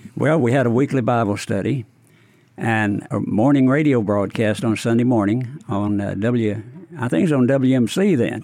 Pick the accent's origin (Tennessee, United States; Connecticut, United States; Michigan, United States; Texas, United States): Tennessee, United States; Paris; now in Memphis, United States; I grew up near Paris, Tennessee